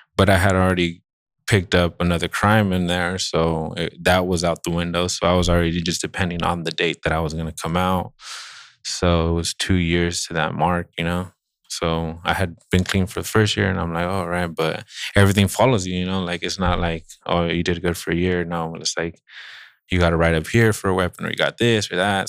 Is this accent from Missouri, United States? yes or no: no; Santa Barbara, California, United States; I grew up in Santa Barbara